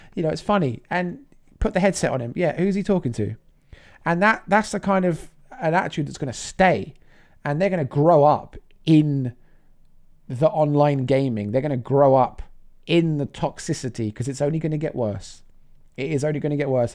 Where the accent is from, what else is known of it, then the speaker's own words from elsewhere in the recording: England, United Kingdom; being English.